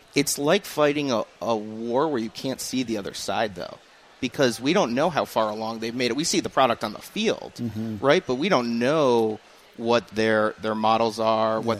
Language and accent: English; Rhode Island, United States; moved away; I grew up in Rhode Island, which is Red Sox territory